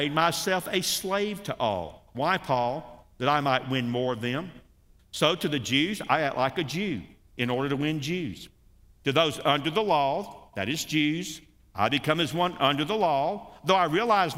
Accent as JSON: {"language": "English", "country": "United States", "said": "us Americans"}